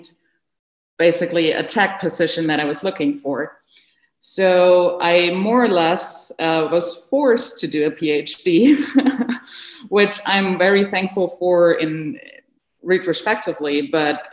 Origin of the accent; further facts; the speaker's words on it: Germany; moved away as an adult; also born or lived in North Carolina, United States; now in United States; I'm originally from Germany. And I came to the US in 2016 to join Ralph Barrick's lab at UNC as a postdoc.